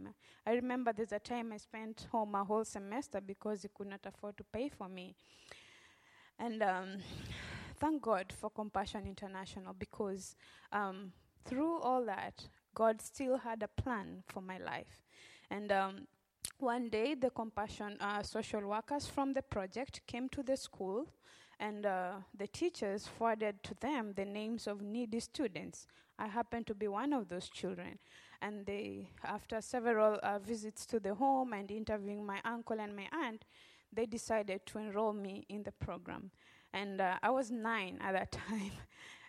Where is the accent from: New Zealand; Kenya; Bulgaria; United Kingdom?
Kenya; Western Kenya; moved away as an adult; now in Memphis, United States; I grew up in Western Kenya